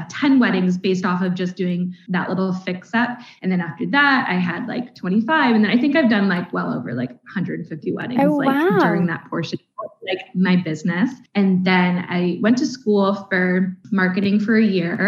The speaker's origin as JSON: {"language": "English", "country": "Canada", "accent": "Canadian", "moved": "as an adult", "lives_now": "Northern Ireland, United Kingdom", "said": "I'm obviously Canadian. I think that comes across with my accent"}